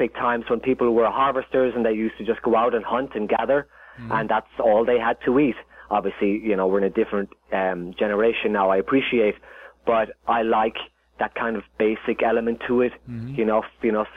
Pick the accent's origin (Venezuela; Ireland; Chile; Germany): Ireland; moved away as an adult; now in Los Angeles, United States; Growing up in Ireland